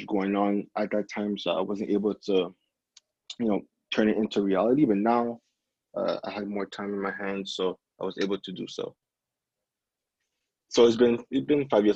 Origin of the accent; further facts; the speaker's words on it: Montreal, Quebec, Canada; born and raised in Montreal, Canada